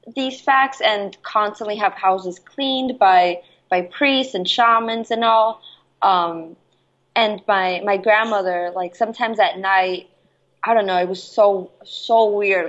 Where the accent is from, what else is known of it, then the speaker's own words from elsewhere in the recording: Jersey City, New Jersey, United States; also born or lived in Guayaquil, Ecuador; I was raised in Jersey City